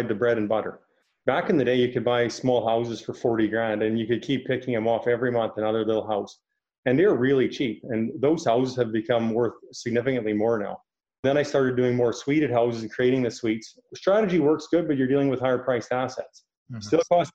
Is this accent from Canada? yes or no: yes; Milford, Saskatchewan, Canada; I'm actually from Milford, Saskatchewan.